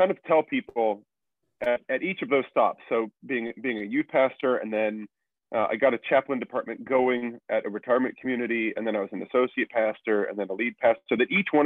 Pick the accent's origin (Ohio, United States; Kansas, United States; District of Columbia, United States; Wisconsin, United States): Kansas, United States; I was born in Kansas